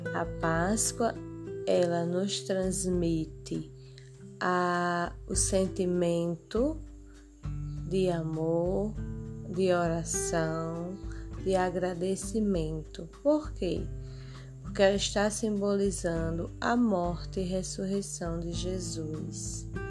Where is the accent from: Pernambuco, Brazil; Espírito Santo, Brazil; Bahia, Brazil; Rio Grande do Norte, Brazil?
Rio Grande do Norte, Brazil; Açu; eu sou de Açu, Rio Grande do Norte